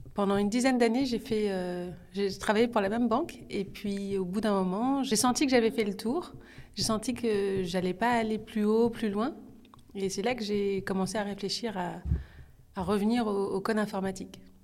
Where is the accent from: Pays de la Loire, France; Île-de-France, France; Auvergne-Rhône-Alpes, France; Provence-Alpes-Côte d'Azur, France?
Île-de-France, France; Orly; je viens d'Orly, hmm. dans le 94